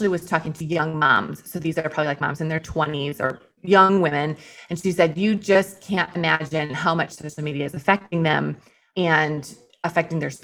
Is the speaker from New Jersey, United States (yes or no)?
no; Iowa, United States; moved away as an adult; also born or lived in Chicago; I grew up in Iowa in the cornfields